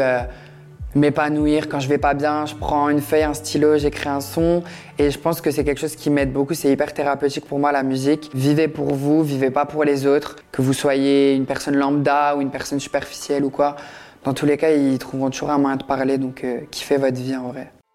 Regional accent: Metz, Grand Est, France; je viens de Metz

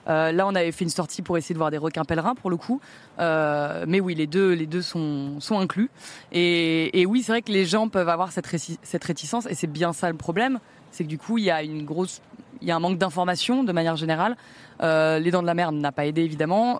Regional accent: Pays de la Loire, France; now in Paris, France; je suis né en Loire-Atlantique

